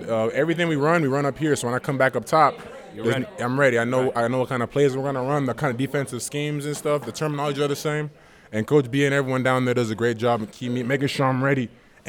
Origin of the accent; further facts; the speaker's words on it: Canada; Born in Canada, but my family from Congo.